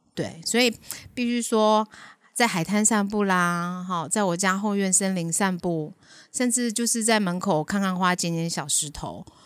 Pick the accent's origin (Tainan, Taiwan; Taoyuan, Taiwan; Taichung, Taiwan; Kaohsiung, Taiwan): Taoyuan, Taiwan; now in Hengchun, Taiwan; 我小时候住桃园，桃园那时候还蛮乡下